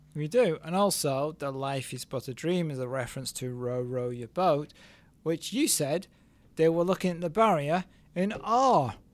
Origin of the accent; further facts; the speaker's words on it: England, United Kingdom; I'm still English